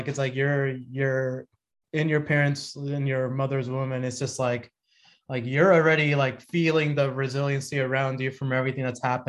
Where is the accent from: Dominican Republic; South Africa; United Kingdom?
Dominican Republic; born there; even though I was born in the Dominican Republic.